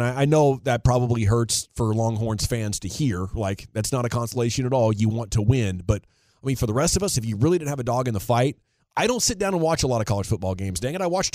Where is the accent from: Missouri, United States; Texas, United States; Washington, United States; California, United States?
Washington, United States; I grew up in Washington State